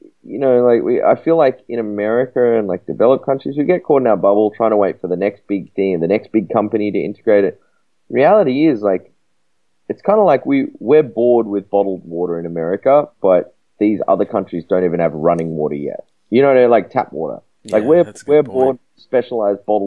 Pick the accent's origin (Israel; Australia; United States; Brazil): Australia; I'm from Australia